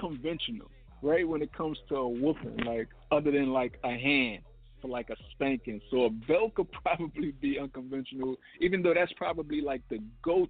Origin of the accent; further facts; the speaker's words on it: Brooklyn, New York, United States; Thankfully, I grew up in New York. I grew up in Brooklyn, so it wasn't none of that happening.